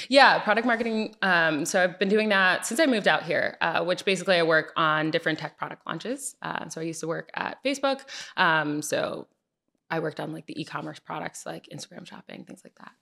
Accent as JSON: {"language": "English", "region": "Connecticut", "country": "United States", "tie": "born or raised there", "also_born_or_lived": "New Jersey / Atlanta, Georgia", "moved": "as an adult", "said": "grew up in Connecticut. Um, so, I spent my whole life in Connecticut."}